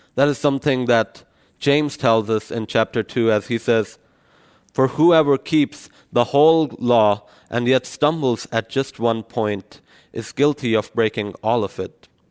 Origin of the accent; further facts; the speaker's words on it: Pakistan; moved away; I come from Pakistan, so it's a Muslim country